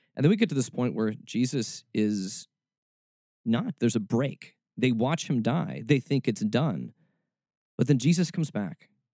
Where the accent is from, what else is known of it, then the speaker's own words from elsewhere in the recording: Atlanta, Georgia, United States; also born or lived in Kentucky; I was born in Atlanta, but I moved before I was too old